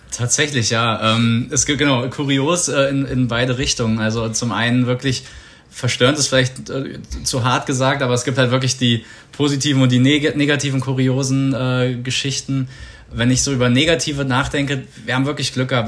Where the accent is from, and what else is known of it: Germany